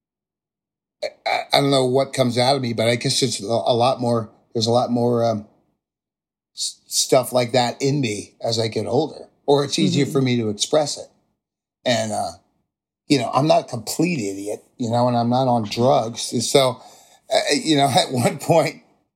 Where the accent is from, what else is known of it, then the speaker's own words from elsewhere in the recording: New Jersey, United States; a normal American kid from New Jersey